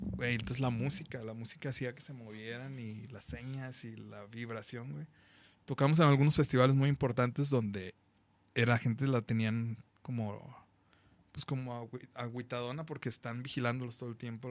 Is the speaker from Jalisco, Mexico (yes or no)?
yes; Guadalajara, Jalisco, Mexico; Somos más chingón de Guadalajara, Jalisco, México, la tierra del mariachi.